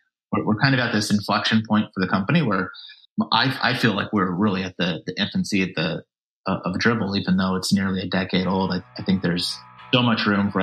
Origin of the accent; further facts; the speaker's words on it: Vacaville, California, United States; I grew up in Vacaville, California, Northern California